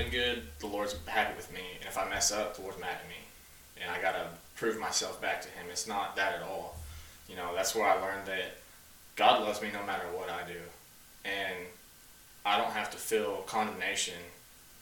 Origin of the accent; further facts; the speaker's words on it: Searcy, Arkansas, United States; I was born and raised in Searcy, Arkansas, right here in good old rural Arkansas.